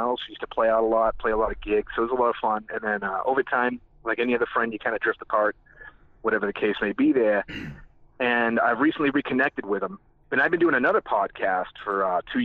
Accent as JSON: {"language": "English", "town": "Dudley", "region": "Massachusetts", "country": "United States", "tie": "born or raised there", "also_born_or_lived": "New Jersey / Mexico", "accent": "thick New England", "moved": "as an adult", "lives_now": "Dallas, United States", "said": "I grew up in Massachusetts. I'm from New England. We went to the same high school together in Dudley, Massachusetts"}